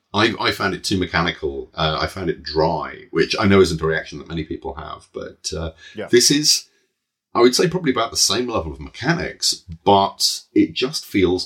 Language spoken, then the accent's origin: English; United Kingdom; I'm British.